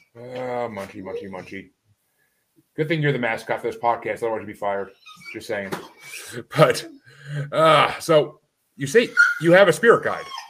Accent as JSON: {"language": "English", "town": "Kingston", "region": "New York", "country": "United States", "tie": "born or raised there", "said": "I grew up in Kingston, New York."}